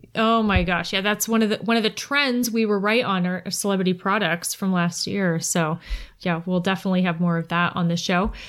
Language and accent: English; Kent, Ohio, United States; also born or lived in West Virginia; I'm actually from Kent